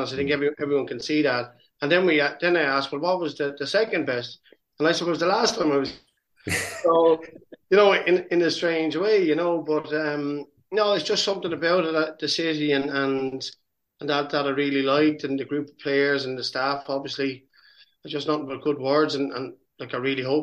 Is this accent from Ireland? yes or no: yes; Waterford, Munster, Ireland; to come back and work with my hometown club